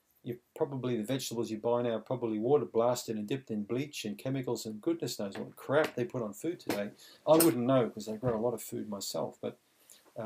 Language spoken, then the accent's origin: English; Australia; growing up in Australia when I think I was 9 years old